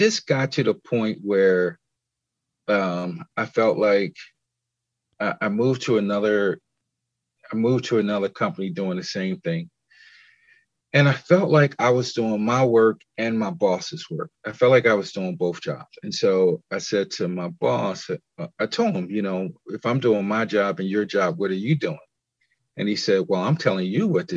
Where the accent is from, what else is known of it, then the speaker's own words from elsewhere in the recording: Philadelphia, Pennsylvania, United States; I'm originally from Philadelphia